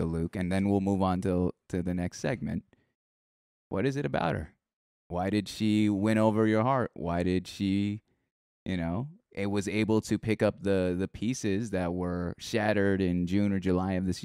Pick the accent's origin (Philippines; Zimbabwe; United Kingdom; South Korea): Philippines; There's a term in Tagalog. You know, I'm Filipino.